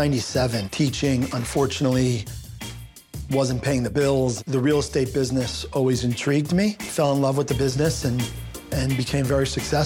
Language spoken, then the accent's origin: English; New York, United States; moved away as an adult; now in Florida, United States; I moved down to Florida from New York in 1996 after graduating college.